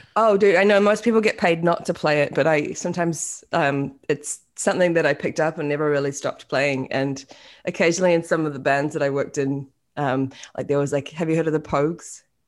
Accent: Auckland, New Zealand; moved away as an adult; also born or lived in Australia; now in United States; was born in, uh, West Auckland

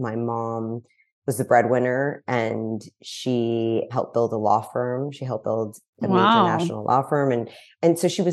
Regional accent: New York City, New York, United States; moved away as an adult; also born or lived in Los Angeles; now in Malibu, United States; So I grew up in New York City. I know there's not many of us, but I grew up on the Upper West Side in New York City

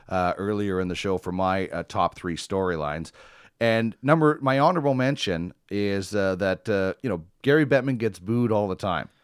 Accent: Manitoba, Canada; I grew up in Manitoba.

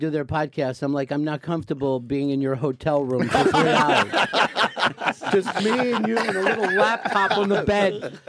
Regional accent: near the DuPonts, Delaware, United States; I grew up near the DuPonts

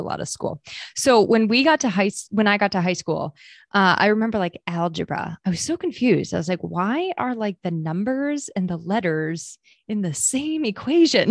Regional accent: New Hampshire, United States; also born or lived in Maine; I actually was born and raised in Maine for, like, the first nine years of my life, and then we moved to New Hampshire after that.

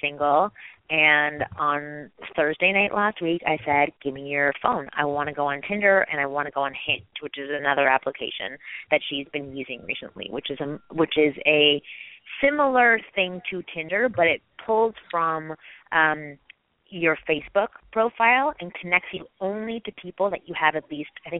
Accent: Toronto, Ontario, Canada; now in Los Angeles, United States; I'm from Toronto originally, and I moved here 11 years ago.

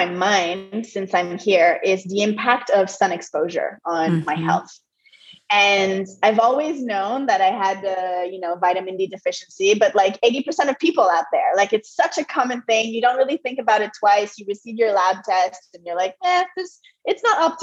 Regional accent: Montreal, Quebec, Canada; first language French; English is a second language; moved away as an adult; also born or lived in Europe / United States; now in Costa Rica; I'm originally from Montreal and I'm a French Canadian. So English is my second language. French is my first language

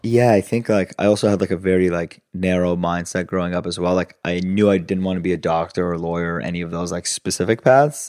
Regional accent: Los Angeles, California, United States; English is a second language; also born or lived in Italy; moved to L A when I was six, and my brother was four, so in two thousand, and then grew up in L A most of my life

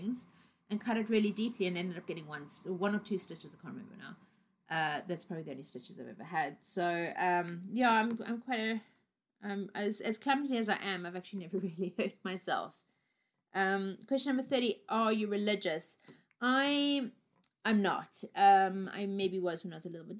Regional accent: Cape Town, Western Cape, South Africa; also born or lived in Harare, Zimbabwe; I was born in the capital called Harare, and I lived in Zimbabwe until I was 4 years old, and then my family moved to South Africa to Cape Town

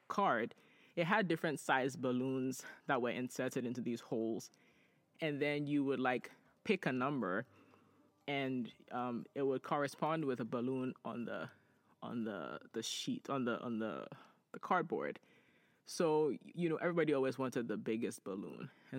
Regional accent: Ghana; you know, Ajua and I grew up in Ghana

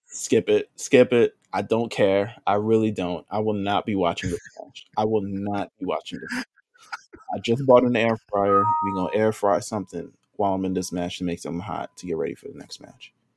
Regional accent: New York, United States; I'm from New York

